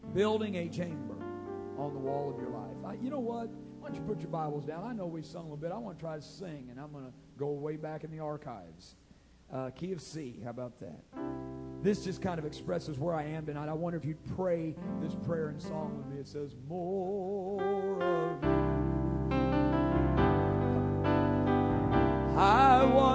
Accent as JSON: {"language": "English", "town": "Grayville", "region": "Illinois", "country": "United States", "tie": "born or raised there"}